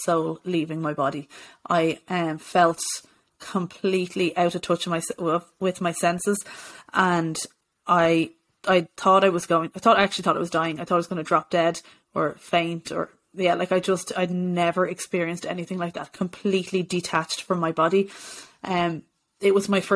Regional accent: Bray, County Wicklow, Ireland; I was living at home with my parents in Bray

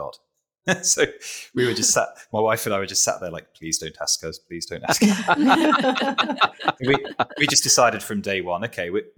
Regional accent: United Kingdom; as a Brit

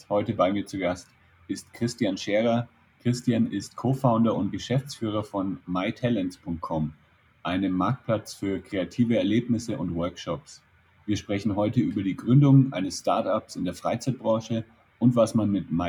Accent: Bavaria, Germany; Ja, ja ich komme ja ursprünglich auch aus der Nähe von Nürnberg, deswegen ähm, sage ich ja auch eigentlich Servus, wenn ich zu Hause bin.

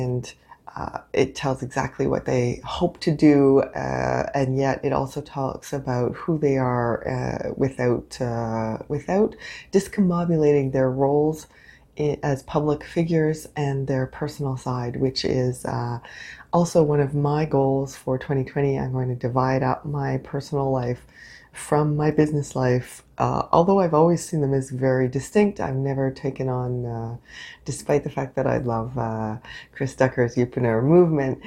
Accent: Canada; I am unapologetically Canadian

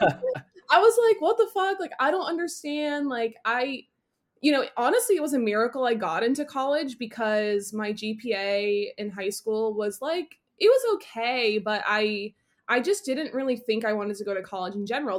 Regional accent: Northeast, United States; now in Boston, United States; I grew up in the Northeast. I am a city girl living in Boston

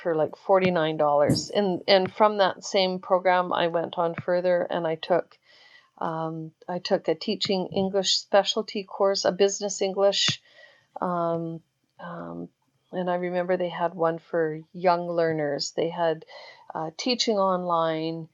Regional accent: Canada; I'm Canadian

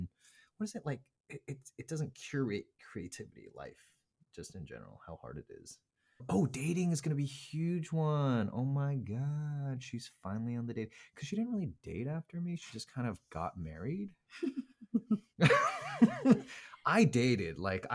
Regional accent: South Korea; born there; I was actually born in Korea. Korean is my second language.

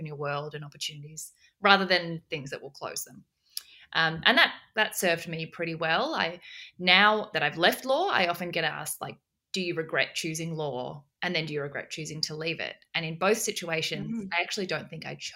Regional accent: Australia; also born or lived in South Korea; I was born in South Korea originally and adopted into an orphanage in South Korea and adopted by an incredible Australian family when I was 6 months old, and then have since grown up in Australia

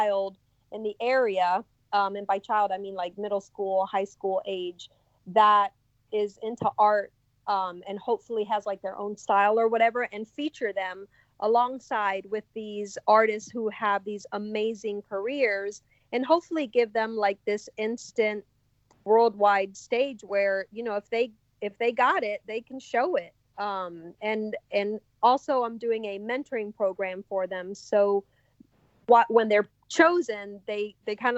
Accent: Miami, Florida, United States; now in Rabun Gap, Georgia, United States; I grew up in Miami where there's certain areas like the Wynwood Art District

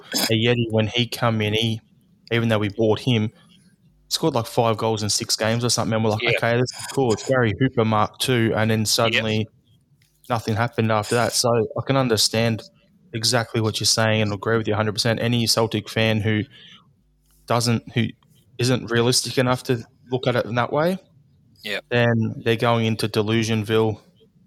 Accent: Australia; as an Australian

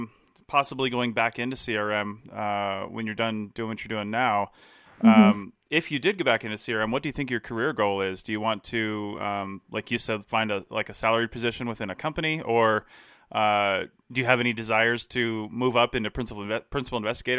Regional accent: Southeast, United States; I came from the Southeast out this direction. I don't know that I'll ever go back.

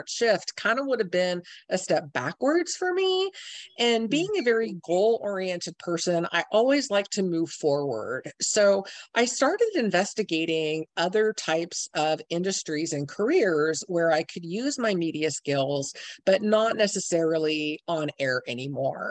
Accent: San Francisco, California, United States; moved away as an adult; now in Seattle, United States; I grew up in the San Francisco area

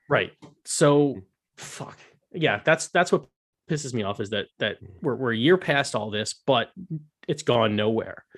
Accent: United States; As an American

